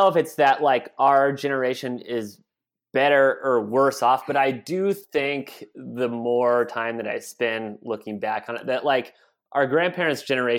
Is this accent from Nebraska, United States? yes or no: yes; Broken Bow, Nebraska, United States; I like have great memories of growing up in Broken Bow.